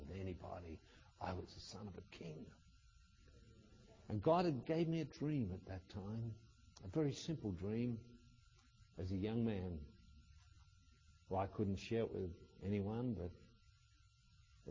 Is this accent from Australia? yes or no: yes; Australia; in Australia we have a farm called Victoria Downs